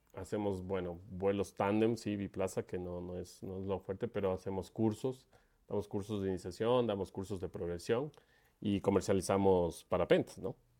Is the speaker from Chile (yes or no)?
no; Quito, Pichincha, Ecuador; Yo soy de Ecuador. Nací en la ciudad de Quito